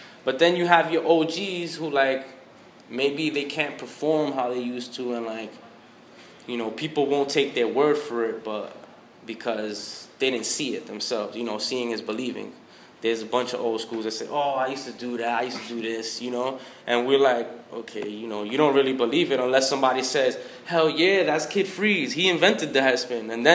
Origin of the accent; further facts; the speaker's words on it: New York City, New York, United States; I'm from New York